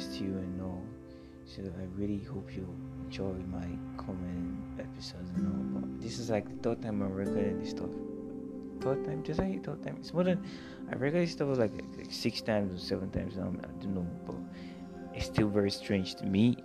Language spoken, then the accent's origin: English; Cross River, Nigeria; now in Lagos, Nigeria; I'm from Cross River State, Nigeria, and I'm currently based in Lagos.